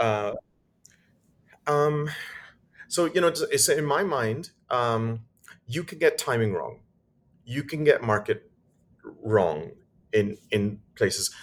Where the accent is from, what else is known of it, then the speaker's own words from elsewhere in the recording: United Kingdom; moved away; also born or lived in Dubai; I'm British and my wife is German.